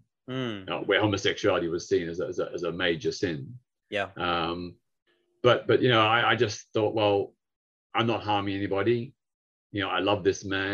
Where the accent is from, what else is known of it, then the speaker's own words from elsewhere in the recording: Victoria, Australia; now in United Kingdom; back in my home state of Victoria, where Melbourne is the capital